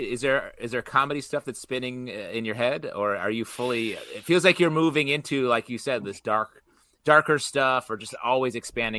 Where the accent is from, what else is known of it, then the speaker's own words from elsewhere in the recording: Canadian border of New York, United States; Truly, I grew up on the Canadian border of New York